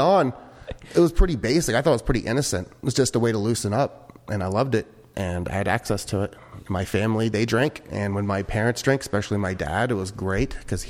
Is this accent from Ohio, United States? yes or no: yes; Ohio, United States; now in California, United States; I'm not from here either, from California. I'm from Ohio.